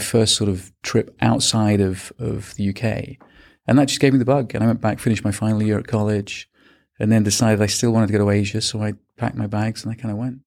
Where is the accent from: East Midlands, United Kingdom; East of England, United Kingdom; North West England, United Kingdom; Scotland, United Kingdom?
North West England, United Kingdom; small town outside of Manchester; moved away as an adult; also born or lived in Birmingham, United Kingdom / Australia / Hong Kong; grew up in the U K, um, in a, in a small town outside of Manchester